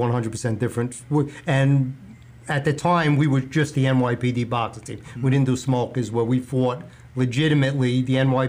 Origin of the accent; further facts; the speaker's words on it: New York City, New York, United States; I'm from Brooklyn. I grew up in Bay Ridge, Brooklyn.